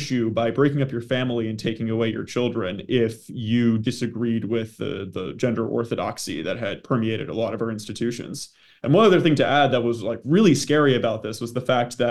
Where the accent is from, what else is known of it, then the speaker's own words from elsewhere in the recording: Maine, United States; moved away as an adult; now in Washington, D.C., United States; I'm originally from Maine